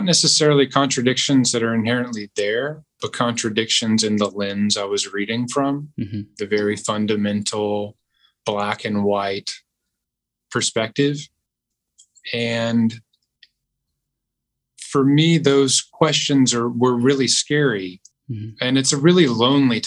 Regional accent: Southeast United States, United States; I grew up in the Southeast United States, very religiously conservative neck of the woods

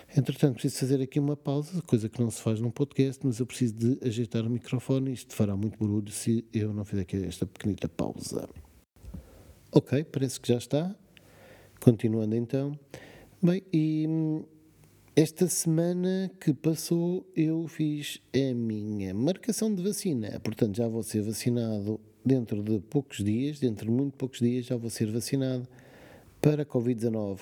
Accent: Portugal; como português

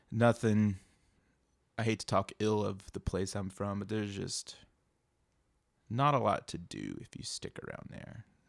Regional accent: outside of Knoxville, Tennessee, United States; I'm from, uh, little town outside of Knoxville, hidden by some dogwood

